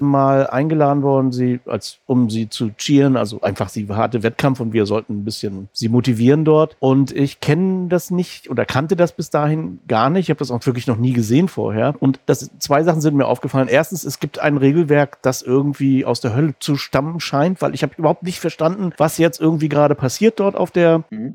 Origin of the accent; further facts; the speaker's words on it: Rostock, Mecklenburg-Vorpommern, Germany; ich komme aus Rostock, insofern zwei Nordlichter unter sich heute